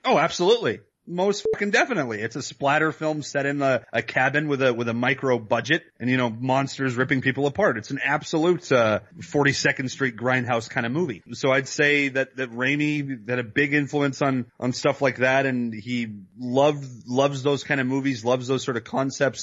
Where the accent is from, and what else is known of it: Canada